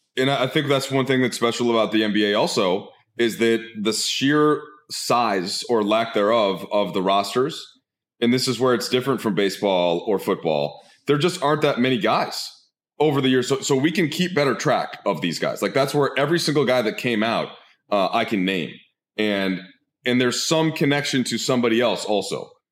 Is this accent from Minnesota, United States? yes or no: yes; Minnesota, United States; now in Los Angeles, United States; growing up in Minnesota in the eighties meant there was no Timberwolves even.